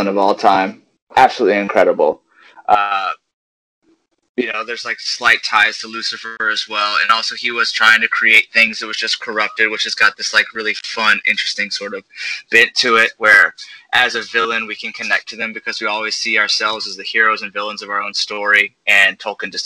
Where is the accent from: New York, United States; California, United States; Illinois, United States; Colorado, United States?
Colorado, United States; Woodland Park; now in New Orleans, United States; I'm originally from Colorado